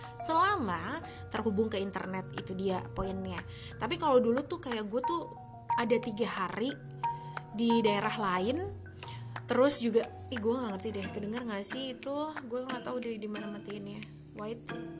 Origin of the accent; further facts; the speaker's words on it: Sunda, Indonesia; gue orang Sunda